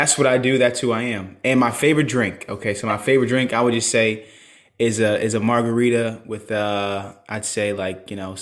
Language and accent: English; Charleston, South Carolina, United States; I'm from Charleston, South Carolina. I live there currently.